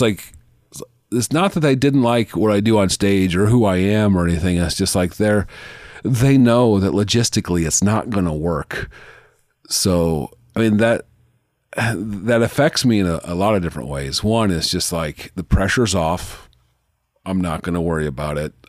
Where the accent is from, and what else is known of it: Omaha, Nebraska, United States